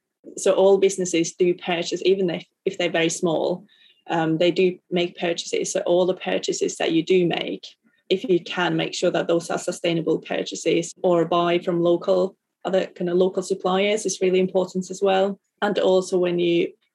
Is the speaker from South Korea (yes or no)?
no; Finland; as a Lutheran and growing up in Finland